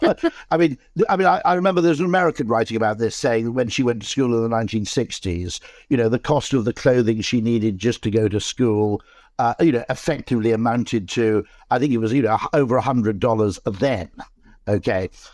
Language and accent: English; South Wales, United Kingdom; I grew up in South Wales